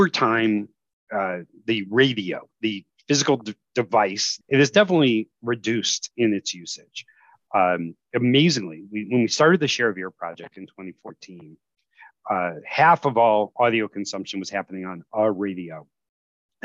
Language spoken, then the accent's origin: English; the Chicago suburbs, Illinois, United States; now in New Jersey, United States; I grew up in the Chicago suburbs